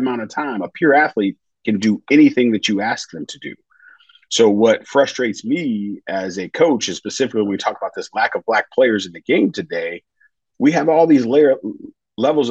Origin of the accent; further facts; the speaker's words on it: St. Louis, Missouri, United States; I'm from St. Louis, big Cardinals